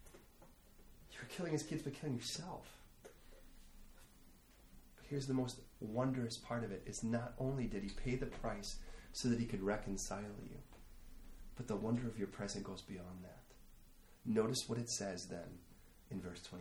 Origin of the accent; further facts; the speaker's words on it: United States; I'm an American